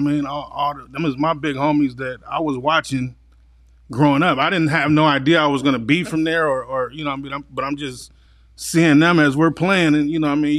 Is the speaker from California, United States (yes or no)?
yes; San Diego, California, United States; also born or lived in Los Angeles; I came out here in kindergarten and, you know, from then on, I, uh, lived with my grandparents